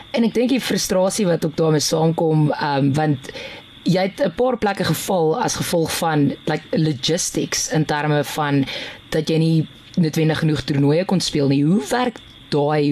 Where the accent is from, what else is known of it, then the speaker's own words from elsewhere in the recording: Piet Retief, Mpumalanga, South Africa; ek kom van Pietretief af